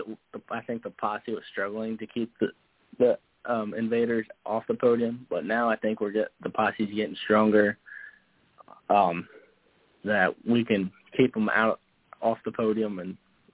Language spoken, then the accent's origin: English; New Jersey, United States; my crew guys are from PA and we're from New Jersey